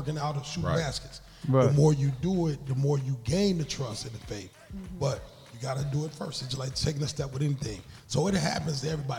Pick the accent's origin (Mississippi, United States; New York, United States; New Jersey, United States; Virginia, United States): Mississippi, United States; now in Aurora, United States; I'm from Mississippi.